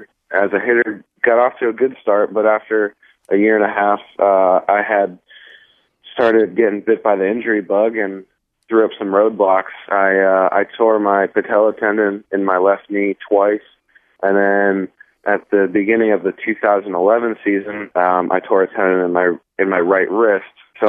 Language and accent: English; New Jersey, United States; Now, we moved, and I grew up primarily in New Jersey, outside of Philadelphia, and you know, I grew up a Phillies fan and stuff like